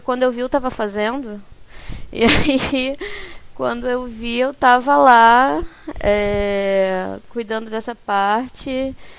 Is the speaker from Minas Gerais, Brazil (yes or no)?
no; Rio de Janeiro, Brazil; Eu sou do Rio, eu sou do Rio.